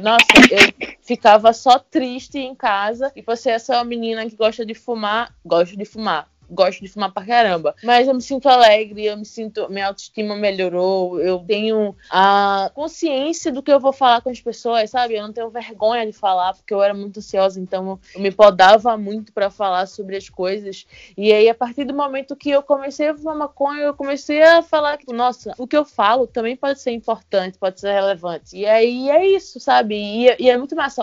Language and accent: Portuguese; Recife, Pernambuco, Brazil; now in São Paulo, Brazil; eu sou de Recife, né? E lá é uma cidade praieira